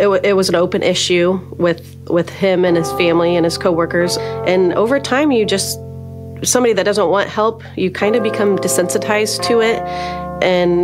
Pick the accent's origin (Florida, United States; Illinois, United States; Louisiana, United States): Illinois, United States; Gibson City; I'm from the Gibson City area